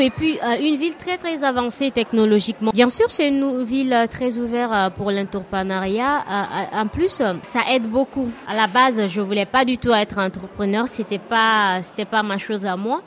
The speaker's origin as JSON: {"language": "French", "country": "Guinea", "moved": "as an adult", "lives_now": "Barcelona, Spain", "said": "je suis de la Guinée"}